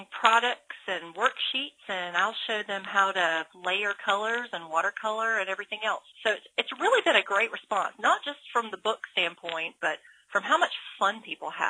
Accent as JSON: {"language": "English", "region": "Georgia", "country": "United States", "tie": "born or raised there", "moved": "as an adult", "lives_now": "Alabama, United States", "said": "I'm not from Alabama. I grew up in Georgia"}